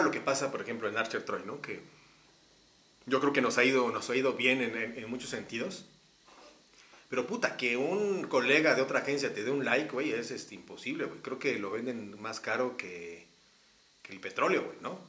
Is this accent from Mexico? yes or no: yes; Texcoco, State of Mexico, Mexico; now in Mexico City, Mexico; soy soy de Texcoco.